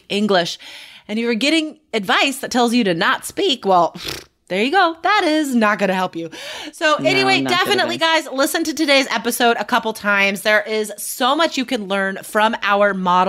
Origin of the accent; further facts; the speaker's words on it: United States; now in Portland, United States; being an American